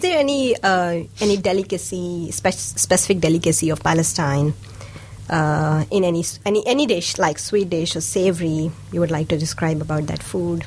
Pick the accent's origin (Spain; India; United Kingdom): India; first language Hindi and Urdu; English is a second language; now in Dunedin, New Zealand; I come from India